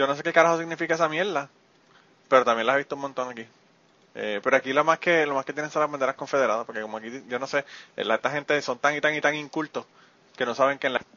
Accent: Puerto Rico; para allá somos muchísimos muchísimo boricua

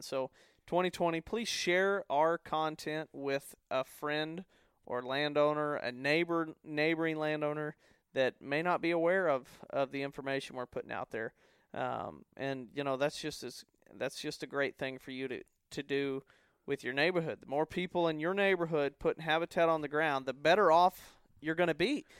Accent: the Ozarks, United States; born or raised there

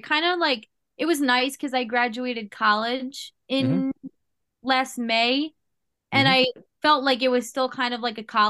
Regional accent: New York, United States; I never lived in Florida before. I'm from New York.

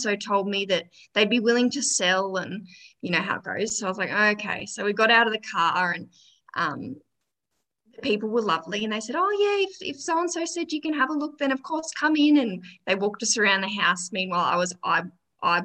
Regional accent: Gold Coast, Queensland, Australia; born or raised there; moved away as an adult; now in Orange, Australia

